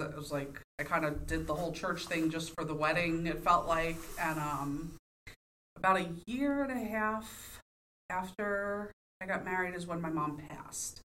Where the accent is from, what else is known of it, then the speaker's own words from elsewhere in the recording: New York, United States; moved away as an adult; now in Pittsburgh, United States; I was born and raised in New York